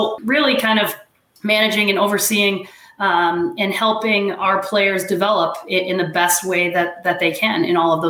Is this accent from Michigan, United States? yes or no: no; Danvers, Massachusetts, United States; I grew up in Danvers. You know, I was the only girl I ever saw playing hockey up in Danvers, Mass